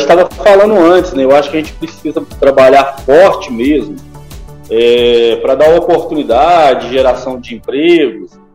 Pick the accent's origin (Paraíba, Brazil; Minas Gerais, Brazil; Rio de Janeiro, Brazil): Minas Gerais, Brazil; Barbacena; passei minha infância em Senhora das Dores, distrito aqui de Barbacena